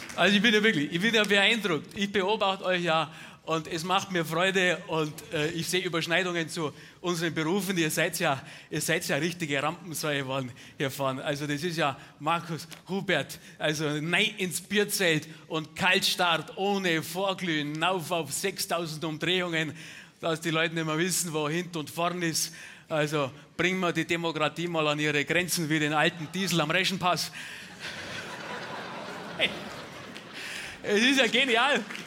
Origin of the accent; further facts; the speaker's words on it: Bavaria, Germany; bei uns in Bayern